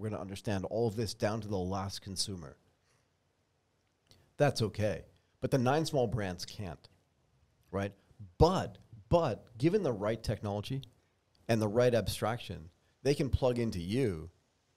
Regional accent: United States; accent: American; my American accent

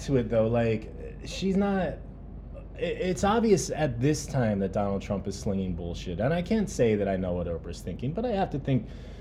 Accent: New Jersey, United States; Growing up in New Jersey

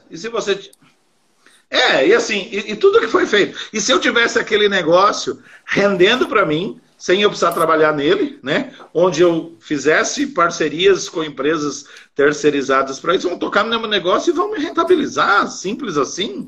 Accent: São Paulo, Brazil; eu sou de São Paulo

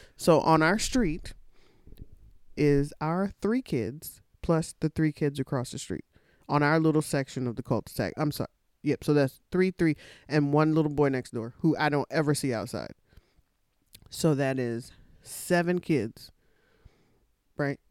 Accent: Texas, United States; when I was a kid, growing up in Texas.

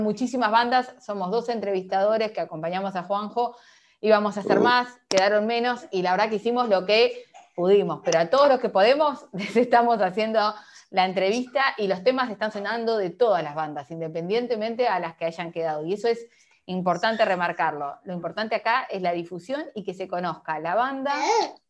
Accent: Uruguay; now in Argentina

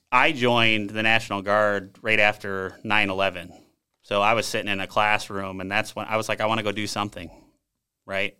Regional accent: South St. Paul, Minnesota, United States; moved away as an adult; also born or lived in Bahrain; I grew up in Sault Ste. Paul, Minnesota

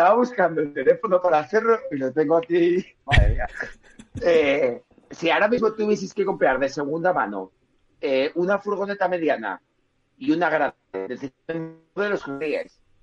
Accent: Spain; como buenos españoles

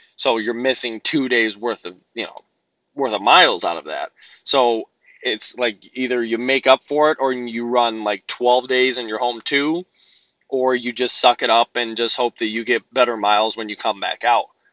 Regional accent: Midwest, United States; I'm from the Midwest, there's freight everywhere

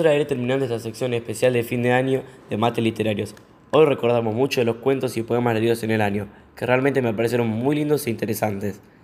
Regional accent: Argentina; lo que somos los argentinos

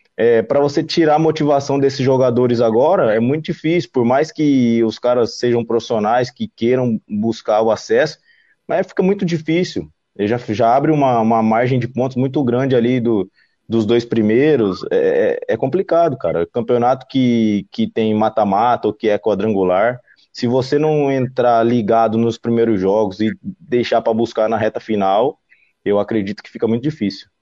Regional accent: Cuiabá, Mato Grosso, Brazil; now in Florianópolis, Brazil; Eu sou de Cuiabá, não, de Cuiabá, Mato Grosso

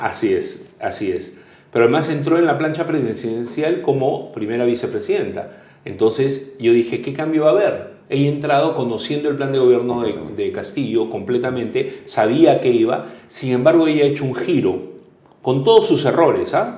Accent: Peru; nos podían robar la esperanza como peruanos

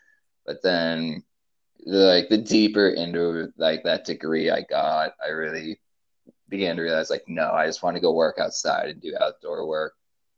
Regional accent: Maine, United States; moved away; I grew up in Maine, back in the Northeast, and like lived in probably a medium-sized town there. It's probably like 6 or 7,000 people, so like not big but not small.

